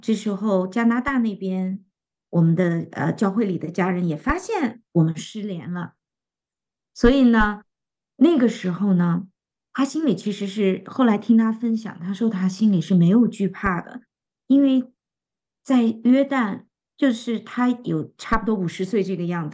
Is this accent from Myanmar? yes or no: no; northern China, China; 非常适合我们北方人的胃口